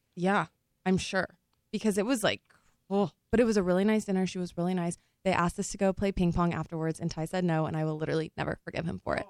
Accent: Texas, United States; moved away; also born or lived in Louisiana; I'm from Texas

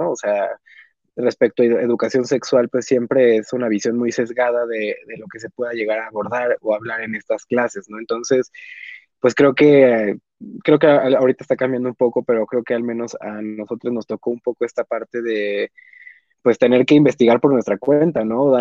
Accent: Mexico; nosotros somos de México

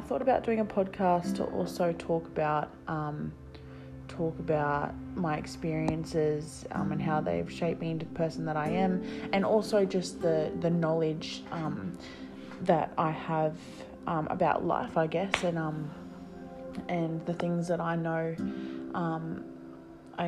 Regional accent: New South Wales, Australia; I'm 22 years young and I'm from New South Wales, Australia.

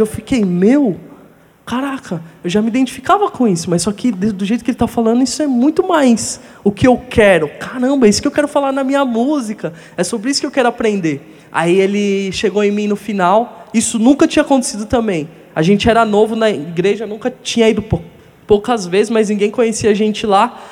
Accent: Guarulhos, São Paulo, Brazil; Fui morar em Guarulhos com os 10 anos de idade. E lá foi onde eu cresci mesmo, como um adolescente.

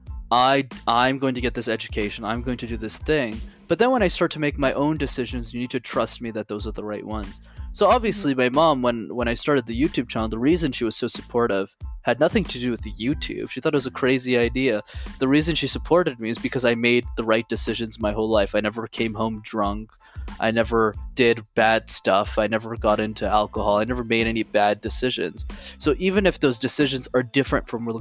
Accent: Montreal, Quebec, Canada; I was born and raised in Montreal, so I speak three languages, English, French, and Tamil

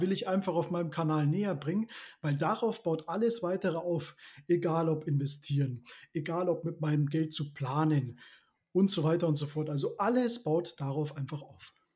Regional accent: Neuburg an der Donau, Bavaria, Germany; Ich komme aus, der, aus den Schienen Neuburg. Das ist ja inmitten Bayern, kann man sagen. Lebe da mit meiner Familie und unserem Hund

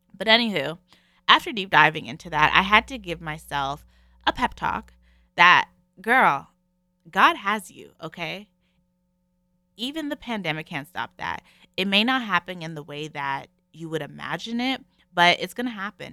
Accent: Canada; I'm in Canada, if you guys don't know, I'm Canadian.

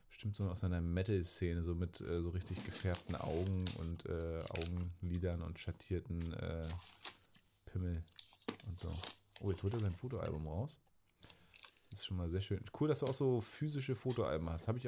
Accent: East Germany, Germany; Ich glaube, wir sind beide im Osten aufgewachsen.

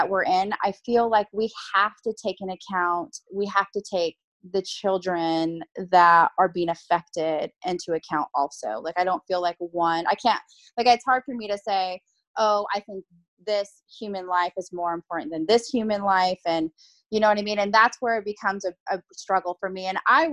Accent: Bay Area, California, United States; I'm from the Bay Area of California

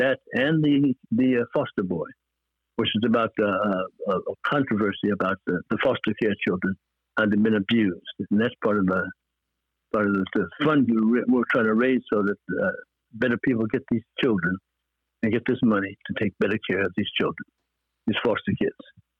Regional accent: Brooklyn, New York, United States; and here I'm from Brooklyn, New York.

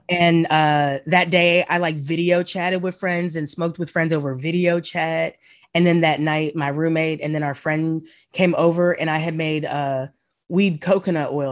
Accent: the South, United States; now in New York, United States; the feeling as a Southerner

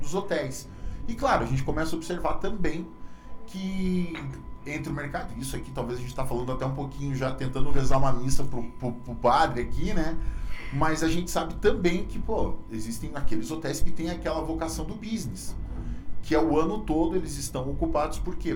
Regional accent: Brazil; moved away as an adult; now in Pato Branco, Brazil; sou de uma cidade chamada Freiburg, uma cidade de 35 mil habitantes

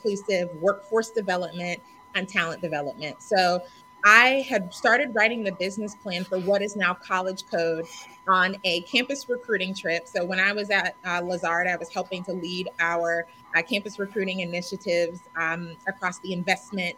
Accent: Raleigh, North Carolina, United States; also born or lived in New York City; now in Atlanta, United States; Originally from Raleigh, North Carolina, where my folks live

